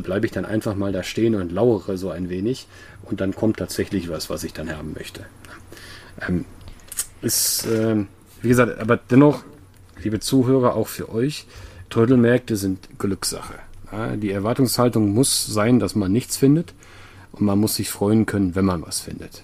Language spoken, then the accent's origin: German; Sweden; moved away; ich komme ja aus Schweden